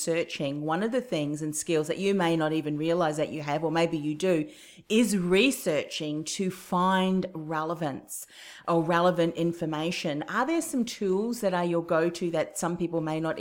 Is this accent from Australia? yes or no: no; New Zealand; moved away; my home country, New Zealand